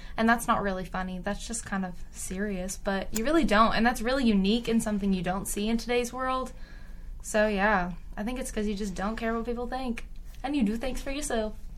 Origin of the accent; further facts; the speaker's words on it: Tyler, Texas, United States; I'm from Tyler, Texas, East Texas area, very rural